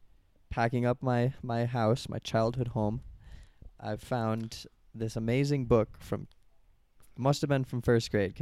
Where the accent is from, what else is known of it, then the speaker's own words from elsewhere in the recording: United States; I'm from America.